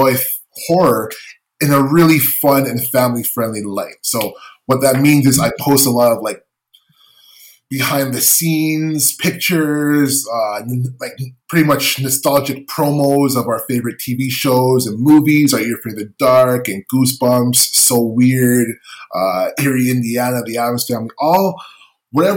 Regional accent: Canada; as a Canadian

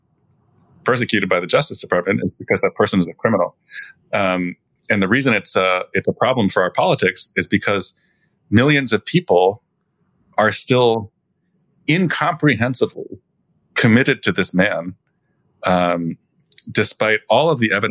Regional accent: New Jersey, United States; moved away; also born or lived in Illinois; I'm from New Jersey.

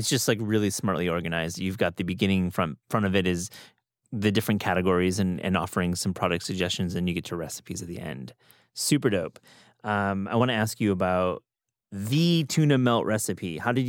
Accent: New York, United States; I grew up in New York, at least my young days. There was a deli near my apartment on Avenue

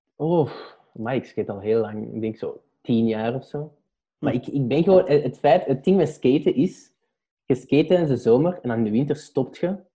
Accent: Belgium

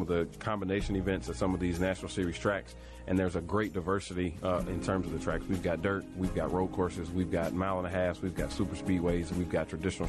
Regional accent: Nashville, Tennessee, United States; I was born and raised in Nashville

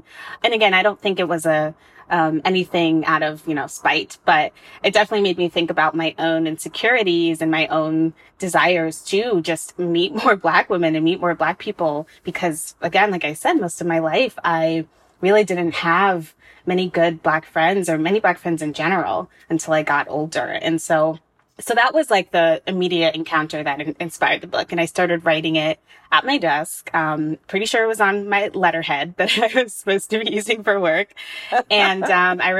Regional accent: United States; I was born in America.

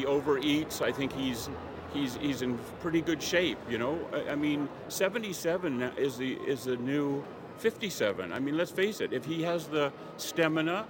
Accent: Canada; now in Fairfield, United States; I'm a Canadian citizen

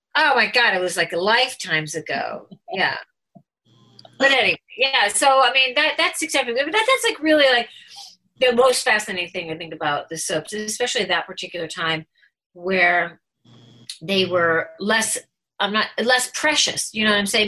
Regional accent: Chicago, Illinois, United States; accent: Chicago; moved away as an adult; also born or lived in New York; I was straight from Chicago and I didn't know that I said Jan

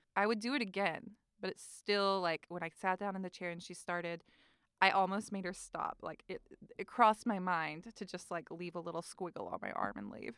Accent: North Carolina, United States; moved away; I'm from North Carolina, and the state flower is dogwood, and also I'm from the Bible Belt, born and raised

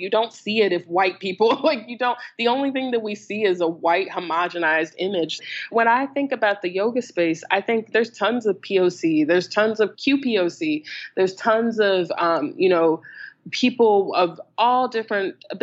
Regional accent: the American South, United States; I grew up in the American South. I am black and queer living in North Carolina

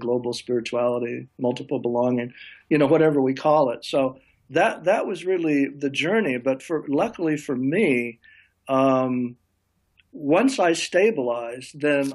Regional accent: Nebraska, United States; I grew up in Nebraska where my father was a professor at a small college

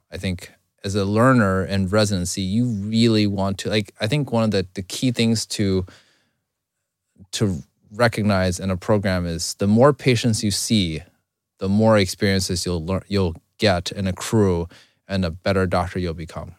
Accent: China; now in United States; I was born in China, I came over here

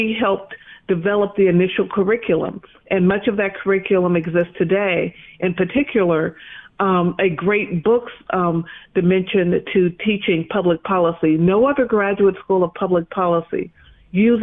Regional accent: Bay Area, California, United States; also born or lived in Chicago, Illinois; I was born in Chicago, but I grew up in the Bay Area and have lived in Southern California

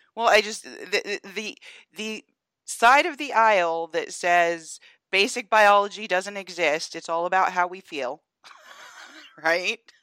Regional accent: Atlanta, Georgia, United States; Atlanta being my hometown

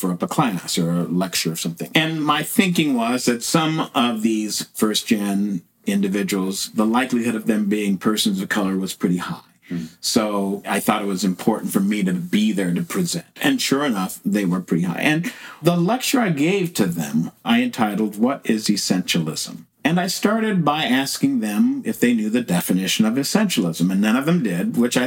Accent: West Coast, United States; I grew up on the West Coast

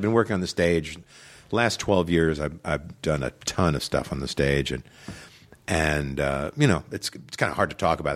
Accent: Long Island, New York, United States; I grew up on Long Island, New York

